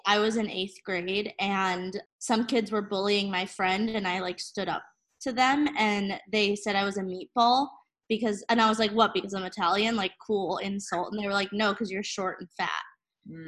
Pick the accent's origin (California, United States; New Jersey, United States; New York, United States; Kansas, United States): New Jersey, United States; also born or lived in Portland, Maine; now in Brooklyn, United States; I'm originally from New Jersey.